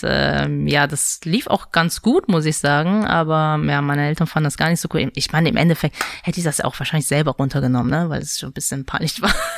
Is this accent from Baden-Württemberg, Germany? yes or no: no; Mönchengladbach, North Rhine-Westphalia, Germany; also born or lived in Seoul, South Korea; now in Düsseldorf, Germany; geboren bin ich in Südkorea, ja. in Seoul. Bin mhm. dann mit sieben Jahren nach äh, Deutschland gezogen und genau, äh, habe in Mönchengladbach äh, meine Schule auch beendet